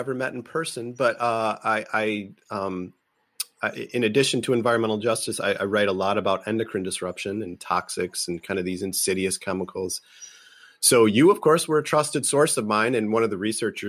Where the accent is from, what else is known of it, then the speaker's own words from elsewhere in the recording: Michigan, United States; also born or lived in Sault Ste. Marie, Michigan; I grew up in Michigan